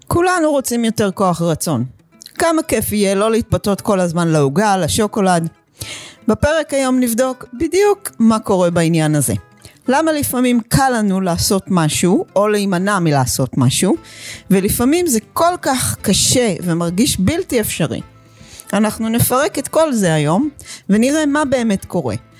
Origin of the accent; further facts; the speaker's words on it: Israel; moved away; also born or lived in United States; תושבת חדשה ישנה בישראל, אחרי 21 שנים בארצות הברית